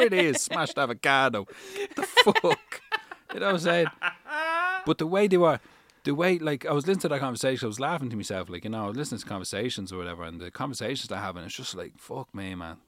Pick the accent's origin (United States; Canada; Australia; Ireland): Ireland; Dublin, Leinster; moved away; also born or lived in United Kingdom; I was born Rotunda. We lived in Clondalkin. That's where Forrest lived. Then we went to Ballymun and then Ballymun, we went to the U K